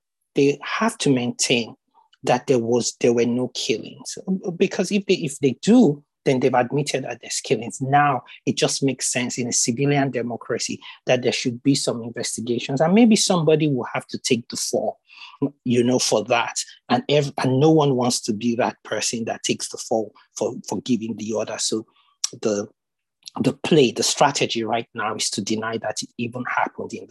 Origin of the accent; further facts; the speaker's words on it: Nigeria; we're African, we're Nigerian, we tend to have large families.